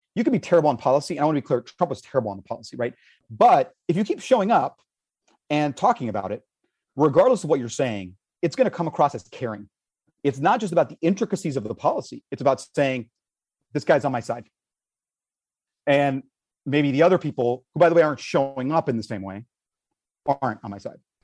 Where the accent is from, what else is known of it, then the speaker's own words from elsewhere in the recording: Miami, Florida, United States; I was born in Miami